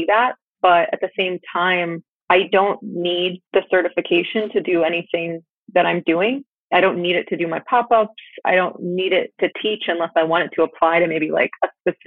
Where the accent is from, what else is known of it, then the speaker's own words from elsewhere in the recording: Florida, United States; now in San Diego, United States; we grew up together in Florida